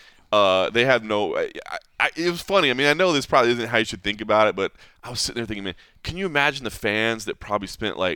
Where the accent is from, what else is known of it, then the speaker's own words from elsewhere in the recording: Dallas, Texas, United States; moved away as an adult; now in Las Vegas, United States; born and raised in Dallas, still have my family in Dallas